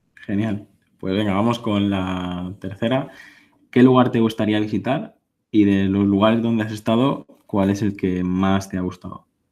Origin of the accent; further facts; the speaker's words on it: Mallorca, Balearic Islands, Spain; yo vivo en, en Mallorca, soy, soy mallorquín